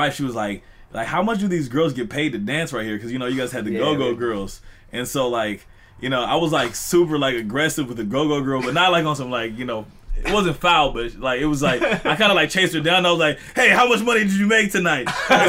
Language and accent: English; Los Angeles, California, United States; I'm from Western and 57.